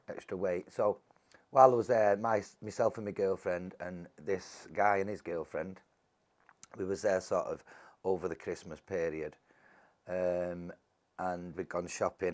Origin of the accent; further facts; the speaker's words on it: Salford, North West England, United Kingdom; I was born and bred in Salford all my life